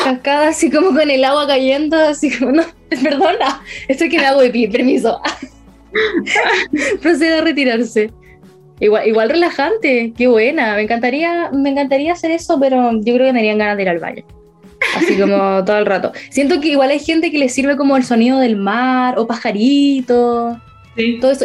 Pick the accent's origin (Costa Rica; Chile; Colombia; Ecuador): Chile; Concepción, Biobío; Penquista total, hasta la muerte